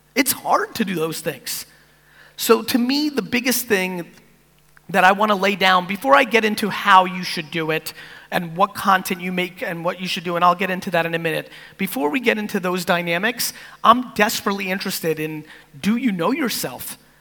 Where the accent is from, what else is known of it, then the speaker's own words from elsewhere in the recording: East Coast of America, United States; also born or lived in Soviet Union; as an immigrant, from the Soviet Union growing up on the East Coast of America